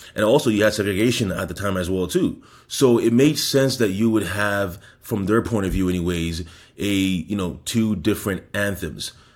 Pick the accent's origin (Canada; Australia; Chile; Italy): Canada; now in United States; I am Canadian